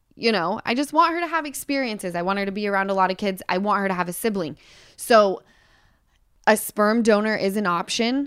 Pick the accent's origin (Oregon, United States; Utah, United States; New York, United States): Utah, United States; moved away; I come from Utah